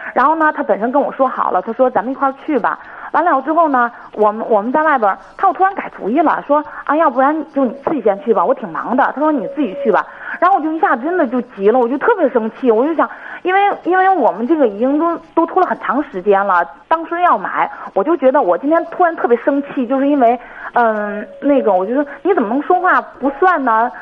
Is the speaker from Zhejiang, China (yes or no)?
no; Hebei, China; 我是河北的